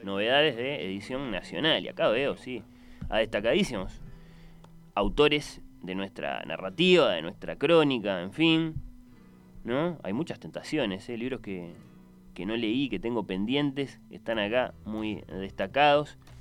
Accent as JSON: {"language": "Spanish", "country": "Uruguay"}